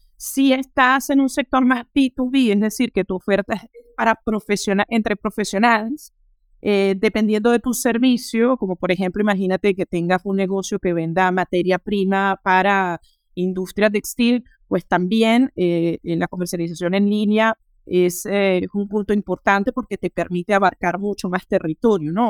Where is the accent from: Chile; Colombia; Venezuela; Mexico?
Venezuela; moved away as an adult; now in Paris, France; soy venezolana, eh, tengo 36 años y hace ya casi 13 años llegué a París para terminar mis estudios superiores